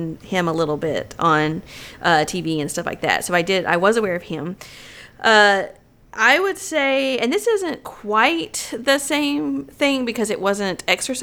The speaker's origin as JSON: {"language": "English", "region": "the South", "country": "United States", "said": "we are from the South"}